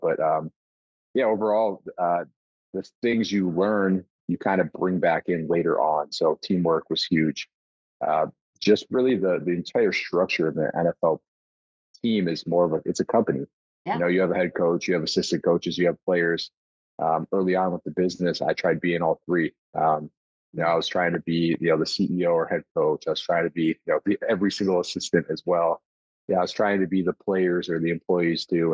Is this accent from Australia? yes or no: no; Buffalo, New York, United States; a hockey family and a baseball family growing up in Buffalo